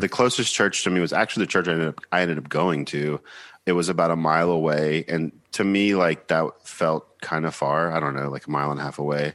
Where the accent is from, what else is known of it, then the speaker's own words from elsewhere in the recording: Georgia, United States; moved away as an adult; also born or lived in Nashville, Tennessee / Seattle, Washington; now in New York, United States; I'm from Beaufort, Georgia, which is about thirty-five miles north of Atlanta